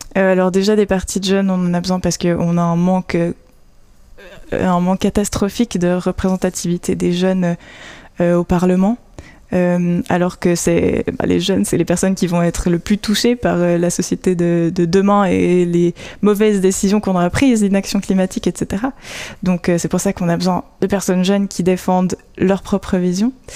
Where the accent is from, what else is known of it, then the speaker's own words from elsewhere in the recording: Vaud, Switzerland; moved away as an adult; also born or lived in Geneva; now in Fribourg, Switzerland; à la base je viens du canton de Vaud